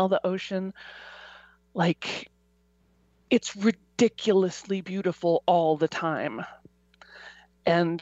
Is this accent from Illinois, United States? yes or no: yes; Chicago, Illinois, United States; moved away as an adult; also born or lived in Los Angeles; now in Carpinteria, United States; I grew up in Chicago. I loved living in Chicago.